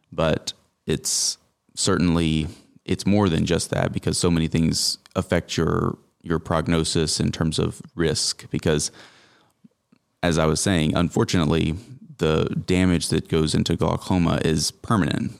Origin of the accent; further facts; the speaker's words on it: Greenville, South Carolina, United States; moved away as an adult; also born or lived in Charleston, South Carolina / Kansas City; now in Tifton, United States; I'm from South Carolina originally, the upstate around Greenville